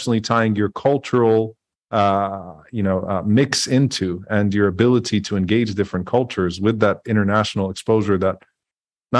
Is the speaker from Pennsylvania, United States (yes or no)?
no; New Orleans, Louisiana, United States; I'm from New Orleans. We have the Caribbean influence